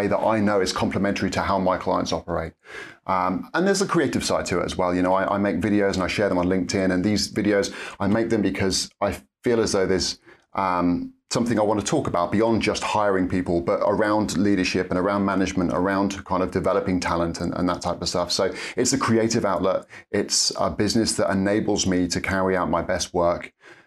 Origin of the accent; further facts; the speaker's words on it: Norfolk, East of England, United Kingdom; moved away as an adult; now in Cambridge, United Kingdom; born and raised in Norfolk